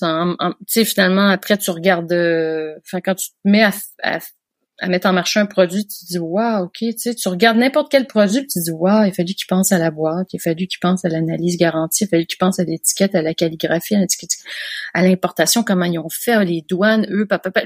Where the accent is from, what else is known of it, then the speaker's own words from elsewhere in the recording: Quebec, Canada; moved away as an adult; now in France; je suis made in France. J'ai grandi au Québec et puis là maintenant, je vis en France depuis deux ans